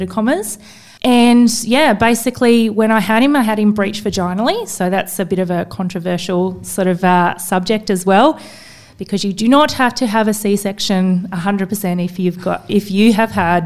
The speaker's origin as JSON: {"language": "English", "region": "Tasmania", "country": "Australia", "tie": "born or raised there", "moved": "yes", "lives_now": "Sydney, Australia", "said": "growing up in Tassie"}